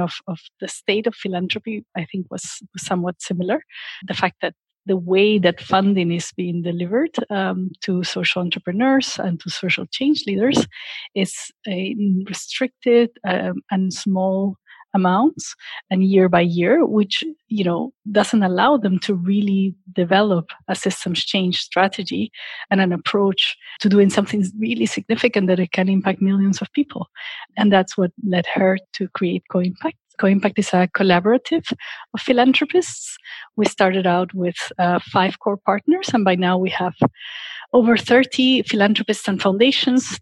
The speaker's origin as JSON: {"language": "English", "region": "Lima", "country": "Peru", "tie": "born or raised there", "also_born_or_lived": "Washington, D.C.", "moved": "as an adult", "said": "I am originally from Lima, Peru. And growing up in a country with so much poverty and inequality"}